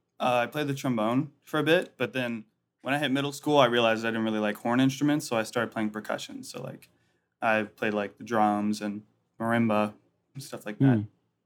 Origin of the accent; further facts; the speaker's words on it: Atlanta, Georgia, United States; also born or lived in Lexington; But I was born in Lexington, Kentucky, you know, UK Wildcats, all that good stuff, Kentucky Derby. But I only lived there for like 8 months when I was born, and then my family moved to Atlanta, Georgia.